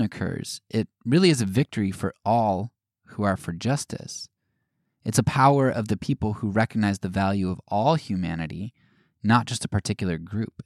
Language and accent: English; United States